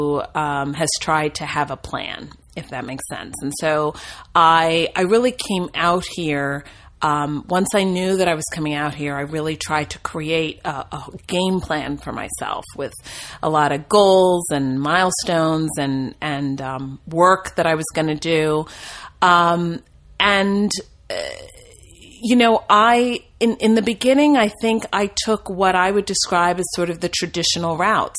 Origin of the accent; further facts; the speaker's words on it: New Jersey, United States; moved away as an adult; also born or lived in Williamstown, Massachusetts; now in Los Angeles, United States; I grew up in New Jersey